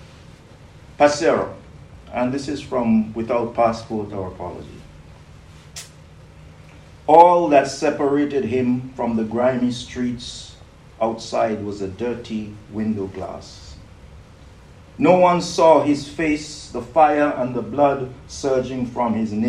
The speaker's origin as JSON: {"language": "English", "country": "St. Kitts & Nevis", "tie": "born or raised there", "also_born_or_lived": "Britain", "moved": "yes", "said": "I grew up in St. Kitts"}